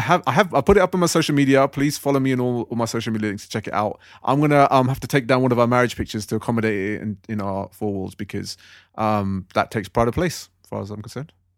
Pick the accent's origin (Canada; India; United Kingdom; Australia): United Kingdom; I was born here, raised here, I pay my taxes here, I work here, I live here